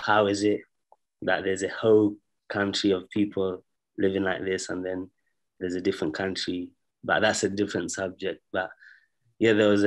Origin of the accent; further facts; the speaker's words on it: Zambia; moved away; I grew up in Zambia